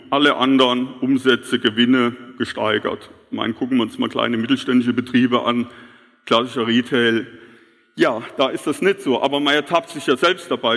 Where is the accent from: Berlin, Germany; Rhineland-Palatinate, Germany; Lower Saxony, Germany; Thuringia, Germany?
Rhineland-Palatinate, Germany; Kehlbach; bei uns in Kehlbach